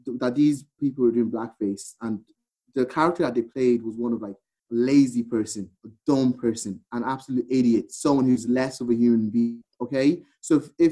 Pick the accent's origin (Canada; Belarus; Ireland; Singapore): Ireland; I grew up in Ireland